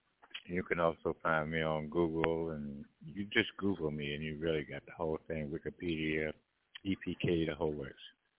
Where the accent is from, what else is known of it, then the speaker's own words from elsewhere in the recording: Washington, District of Columbia, United States; moved away; also born or lived in Memphis, Tennessee / California; I'm from Washington, D.C., born and bred there. And then I moved on from Washington, D.C. to Memphis, Tennessee